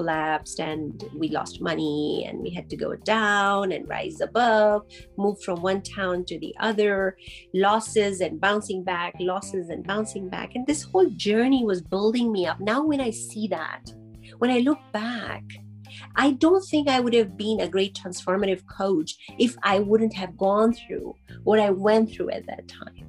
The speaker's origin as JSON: {"language": "English", "town": "Karachi", "region": "Sindh", "country": "Pakistan", "tie": "born or raised there", "moved": "yes", "lives_now": "Calgary, Canada", "said": "I was born in Karachi, Pakistan, and growing up there"}